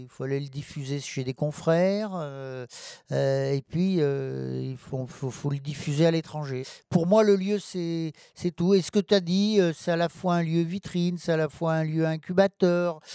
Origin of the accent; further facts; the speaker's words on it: Rive-de-Gier, Auvergne-Rhône-Alpes, France; also born or lived in Lorette; je suis né à Lorette, euh, la, une petite ville, euh, située, euh, juste aux portes de Rive-de-Gier.